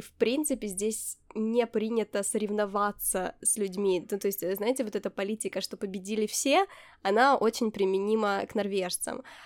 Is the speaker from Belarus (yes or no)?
no; Ukraine; also born or lived in Poland; now in Norway; я из Украины